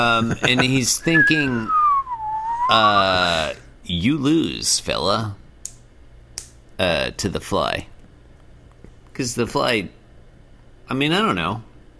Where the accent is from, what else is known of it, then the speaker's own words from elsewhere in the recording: Bay Area, California, United States; moved away; we grew up in the Bay Area.